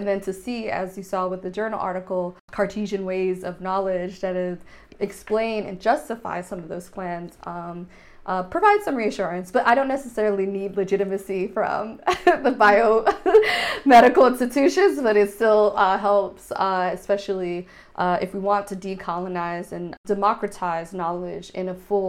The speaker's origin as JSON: {"language": "English", "country": "United States", "tie": "born or raised there", "first_language": "Haitian Creole", "second_language": "English", "moved": "as an adult", "lives_now": "Berlin, Germany", "said": "growing up in the United States in an Anglophone place where my language was seen as problematic, not a real language"}